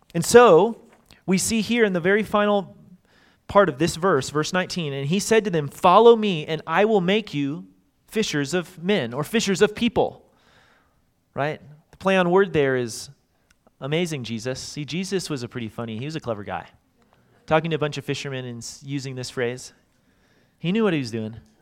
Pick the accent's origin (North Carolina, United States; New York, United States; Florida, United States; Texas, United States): Texas, United States; Dallas; I grew up in Dallas